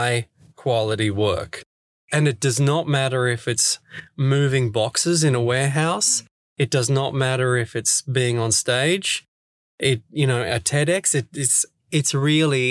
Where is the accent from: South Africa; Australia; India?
Australia; Sydney, New South Wales; moved away as an adult; now in Stockholm, Sweden; I'm originally from Sydney, Australia